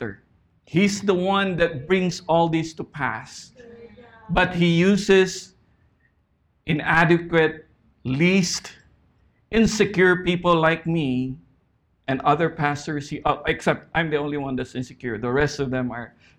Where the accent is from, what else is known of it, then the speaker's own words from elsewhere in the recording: Philippines; moved away as an adult; now in Saipan, Northern Mariana Islands; We grew up in the Philippines